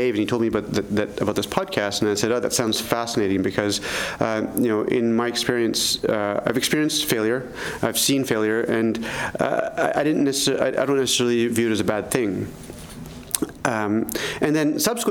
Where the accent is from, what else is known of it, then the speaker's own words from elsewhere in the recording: Canada; now in Boston, United States; Even as a Canadian